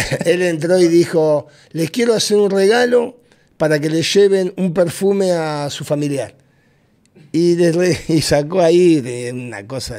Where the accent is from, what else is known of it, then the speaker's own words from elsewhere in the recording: Argentina; moved away as an adult; also born or lived in Honduras; now in Tegucigalpa, Honduras; yo era independiente en Argentina